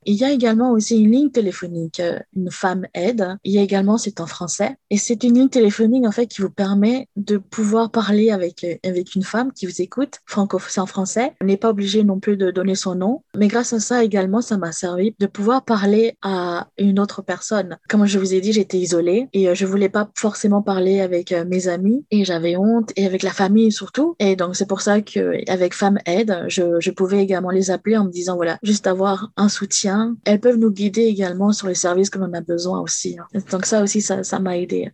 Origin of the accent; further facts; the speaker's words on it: France; moved away as an adult; je viens de la France